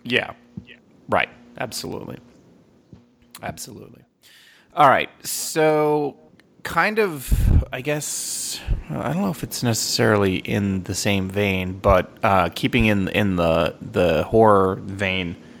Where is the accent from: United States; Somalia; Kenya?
United States; I'm from America